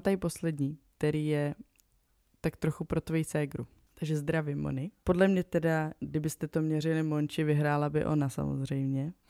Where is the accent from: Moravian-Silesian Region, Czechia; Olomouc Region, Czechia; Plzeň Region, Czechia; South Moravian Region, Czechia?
South Moravian Region, Czechia; já jsem z Jižní Moravy